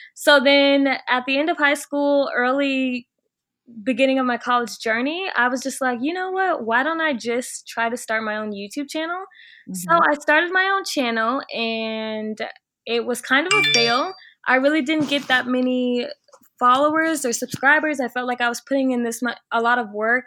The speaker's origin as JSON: {"language": "English", "town": "Chicago", "region": "Illinois", "country": "United States", "also_born_or_lived": "Virginia", "moved": "as an adult", "lives_now": "Miami, United States", "said": "I'm originally from the Chicago area"}